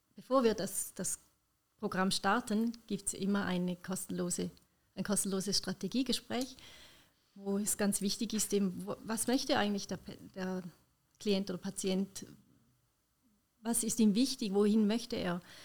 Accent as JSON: {"language": "German", "country": "Switzerland", "said": "bei uns in der Schweiz"}